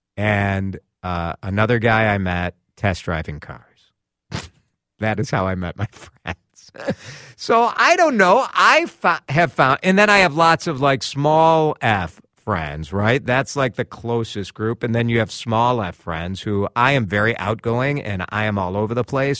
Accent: Chicago, Illinois, United States; moved away as an adult; now in Twin Cities, United States; I'm a transplant from Chicago. I moved here in two thousand three with my wife

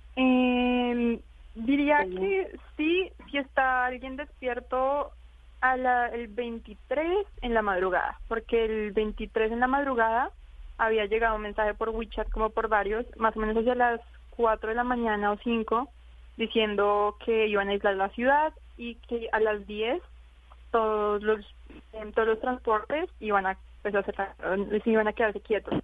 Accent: Colombia; now in Wuhan, China

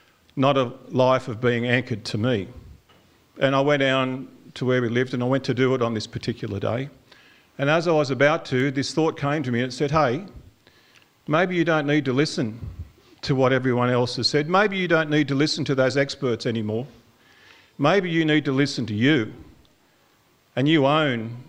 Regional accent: Karuah, New South Wales, Australia; also born or lived in Raymond Terrace; I grew up on Karua Mission

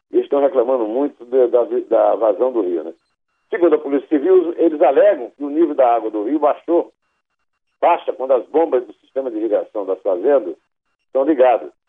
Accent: Iraúna, Brazil; born there; Eu nasci em Iraúna, cujo primeiro nome era Belém do Arrojado, mas é bem longe de lá.

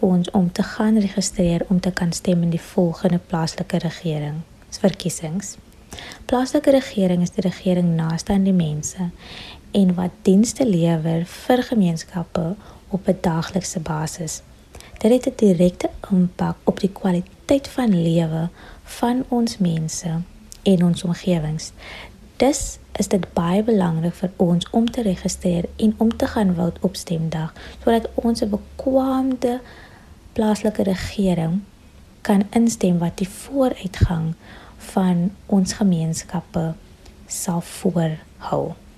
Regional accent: Paarl, Western Cape, South Africa; ek is van die Parel

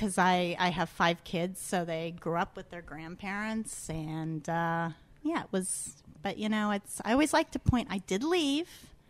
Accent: Pittsburgh, Pennsylvania, United States; moved away as an adult; also born or lived in Miami / Hong Kong / Washington, D.C. / New York City; I was born in Pittsburgh. I'm a Pittsburgh girl. But I like to tell people I moved away.

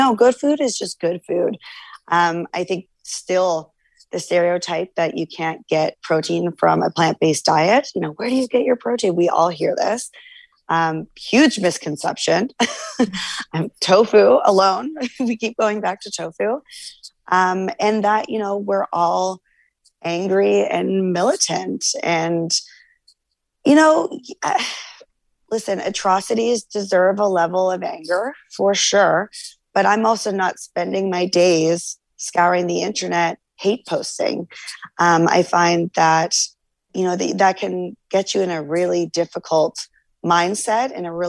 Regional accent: Canada

